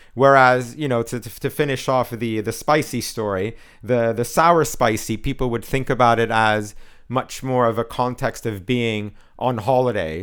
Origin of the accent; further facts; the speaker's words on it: Canada; I'm Canadian